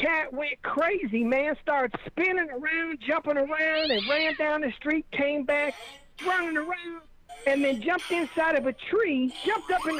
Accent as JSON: {"language": "English", "region": "Indiana", "country": "United States", "tie": "born or raised there", "moved": "yes", "lives_now": "Las Vegas, United States", "said": "I was born in Indiana"}